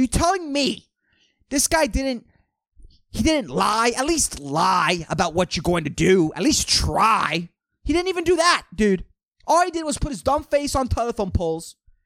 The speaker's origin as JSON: {"language": "English", "country": "Puerto Rico", "tie": "born or raised there", "said": "still living in my hometown"}